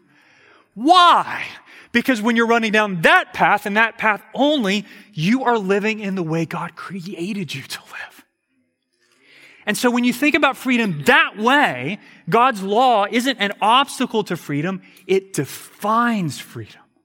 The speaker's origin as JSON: {"language": "English", "country": "United States", "said": "I'm an American"}